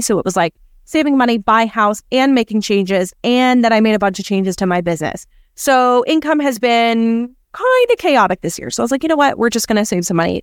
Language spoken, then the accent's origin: English; Canada; now in United States; me being Canadian